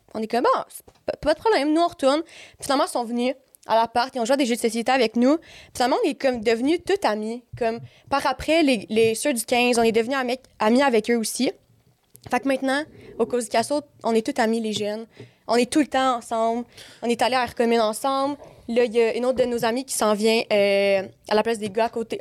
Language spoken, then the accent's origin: French; Montreal, Quebec, Canada; moi, je suis née à Montréal. J'ai habité à Montréal ben, quand j'étais jeune.